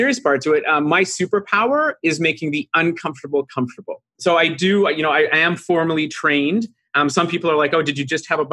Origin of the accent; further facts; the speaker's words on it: Vancouver, British Columbia, Canada; moved away as an adult; now in Toronto, Canada; I live in Toronto, Ontario, Canada, and originally grew up out of Vancouver, BC, and then moved here about 16 years